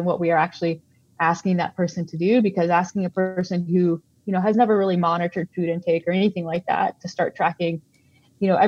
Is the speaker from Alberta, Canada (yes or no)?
yes; Calgary, Alberta, Canada; I'm from Calgary